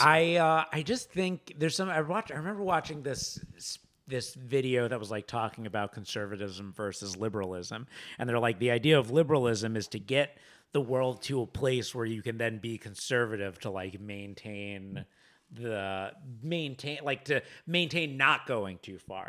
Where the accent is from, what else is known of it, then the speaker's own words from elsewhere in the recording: Boca Raton, Florida, United States; also born or lived in New York City; now in Los Angeles, United States; growing up in Boca Rat, as a Jew in Boca Raton